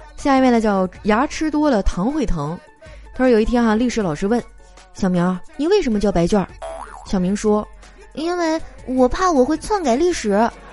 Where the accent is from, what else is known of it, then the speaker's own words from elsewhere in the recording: Northeast China, China; now in Shanghai, China; 身为一个东北人啊，我还是很喜欢我家乡的文化的